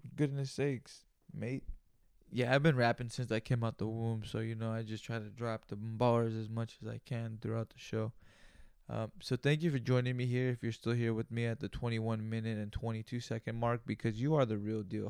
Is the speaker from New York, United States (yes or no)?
no; Greenfield, California, United States; moved away; I'm from Greenfield, California, you know, and that's where I grew up